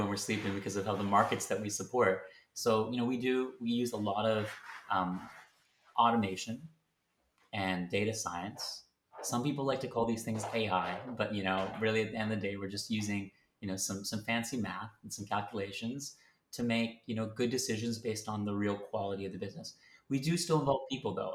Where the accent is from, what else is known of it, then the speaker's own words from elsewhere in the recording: Canada; moved away as an adult; now in London, United Kingdom; I am based in London, um, but I'm originally from Canada